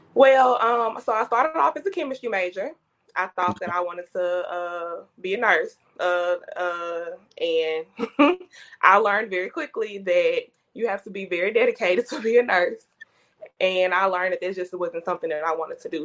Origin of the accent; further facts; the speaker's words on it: Jackson, Mississippi, United States; I am a Jackson native, so born and raised in Jackson, um, kind of northwest Jackson.